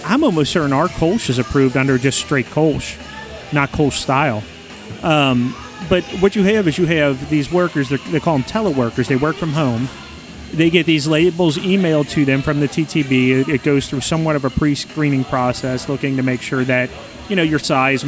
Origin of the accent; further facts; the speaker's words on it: Milford, Ohio, United States; I'm from Milford